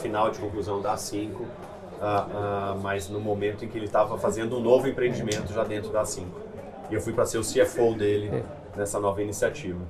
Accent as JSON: {"language": "Portuguese", "town": "São José dos Campos", "region": "São Paulo", "country": "Brazil", "tie": "born or raised there", "also_born_or_lived": "Santa Rita do Passa Quatro", "said": "eu fui, de fato, com três anos de idade para São José dos Campos. Então, me sinto um joseense de, de coração mais do que nada. É, fiz toda a minha parte de colégio lá"}